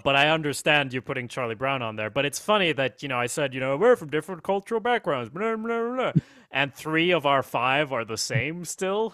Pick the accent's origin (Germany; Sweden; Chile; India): Sweden; I'm from Sweden